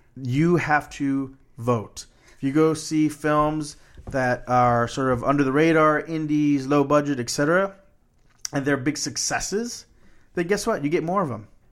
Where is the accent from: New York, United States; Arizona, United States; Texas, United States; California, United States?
Texas, United States; Corpus Christi; when I was growing up in Corpus Christi, they had right across from my school a fourplex